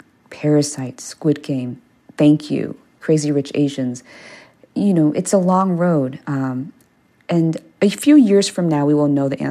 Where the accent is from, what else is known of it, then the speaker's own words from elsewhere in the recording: Maryland, United States; first language Korean; moved away; I grew up in Maryland